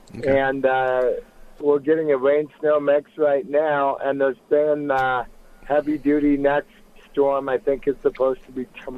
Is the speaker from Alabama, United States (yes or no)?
no; Seattle, Washington, United States; now in Salt Lake City, United States; I'm a Washingtonian from Seattle, but I've lived here in Salt Lake since 2000.